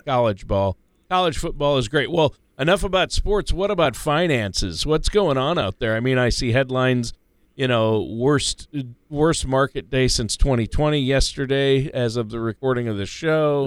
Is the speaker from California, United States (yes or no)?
no; Minnesota, United States; now in Georgia, United States; I grew up in Minnesota